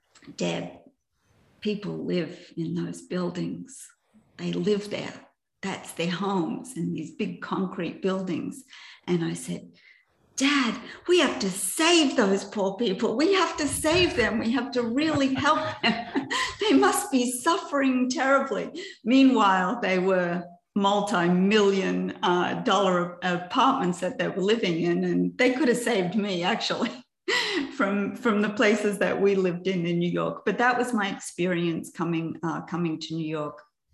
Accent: Cooranbong, New South Wales, Australia; also born or lived in Perth; I was born in Perth in Western Australia. And my dad decided when I was 6 years of age to become a preacher, right? So we moved from Western Australia to this little town in New South Wales called Currumbong.

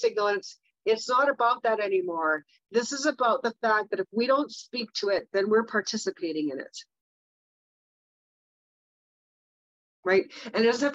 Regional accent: Kamloops, British Columbia, Canada; I'm from Kamloops

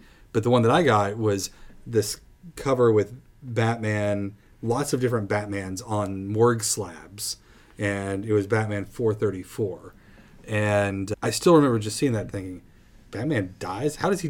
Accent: Plano, Texas, United States; I grew up in Plano

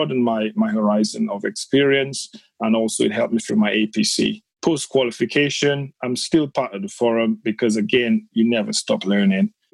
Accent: Dominica; now in United Kingdom; I'm from the Caribbean, from the Commonwealth of Dominica, from a very small village

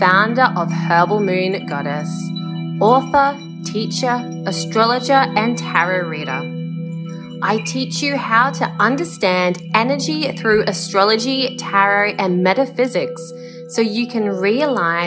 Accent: Australia; I'm an Australian. I live in Australia.

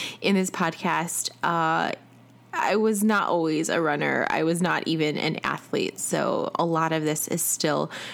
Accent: Chicago, Illinois, United States; now in Atlanta, United States

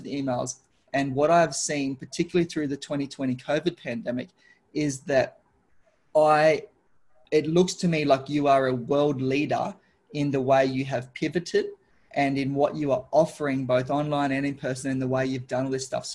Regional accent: Darwin, Northern Territory, Australia; I come from Darwin, which is a tropical city.

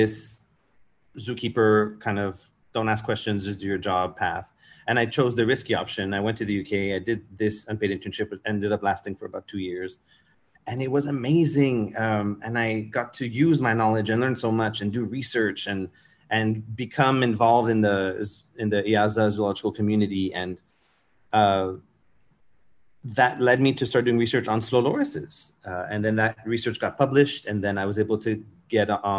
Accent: Montreal, Quebec, Canada; moved away as an adult; also born or lived in Europe; now in Singapore; I'm from Montreal in Canada

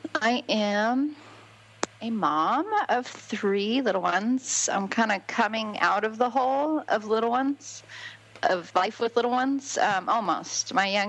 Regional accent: California, United States; also born or lived in Alabama / Florida / Georgia; now in Harrodsburg, United States; I grew up in California, have lived in Alabama, went to Auburn University, then moved to Florida, then got married, then moved to Georgia, then moved back to Florida, and now we're in Kentucky.

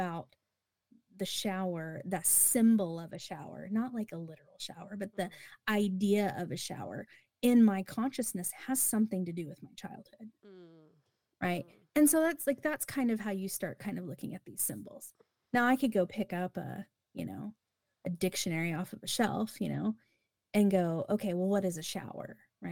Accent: United States; Because I'm an American.

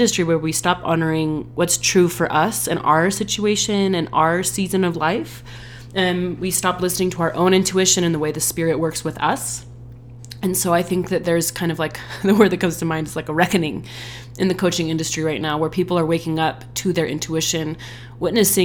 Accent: Bay Area, California, United States; now in Utah, United States; I grew up in California in the Bay Area

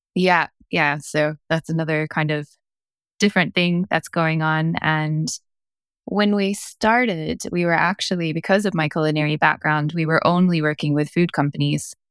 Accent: Kentucky, United States; moved away as an adult; also born or lived in Cork, Ireland; I'm from Kentucky.

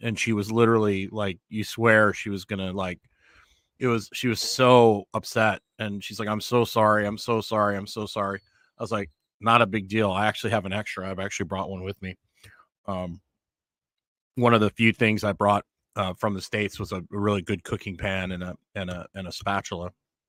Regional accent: Fort Saskatchewan, Alberta, Canada; I grew up in Edmonton, Alberta, a town called Fort Saskatchewan, which is just outside Edmonton.

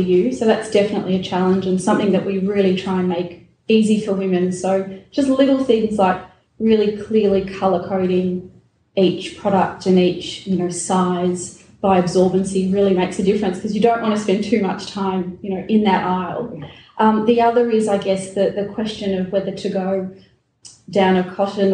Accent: Melbourne, Victoria, Australia; I'm from Melbourne, born and raised in Melbourne

